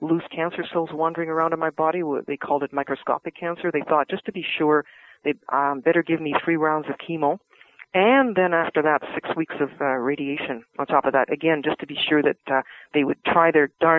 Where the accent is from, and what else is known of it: Vancouver, British Columbia, Canada; born or raised there